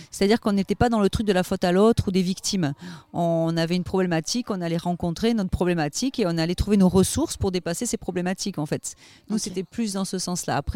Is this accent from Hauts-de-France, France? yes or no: no; Avignon, Provence-Alpes-Côte d'Azur, France; also born or lived in Ariège; Alors, je suis née dans l'Ariège, mais j'ai vécu toute mon enfance à Avignon pendant 20 ans.